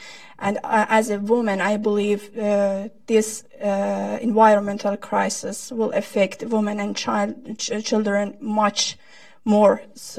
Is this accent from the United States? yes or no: no; Urmia, West Azerbaijan, Iran; moved away; I belong to Turkic Azerbaijani ethnic minority. I'm from Urmia, the capital of East Azerbaijan.